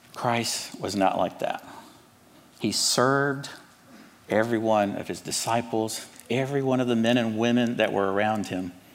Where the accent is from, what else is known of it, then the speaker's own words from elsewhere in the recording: Atlanta, Georgia, United States; accent: Southern; also born or lived in Cuba; now in Charlotte, United States; I was born in Cuba, but I was raised in Atlanta. So I'm a Hispanic American with a Southern accent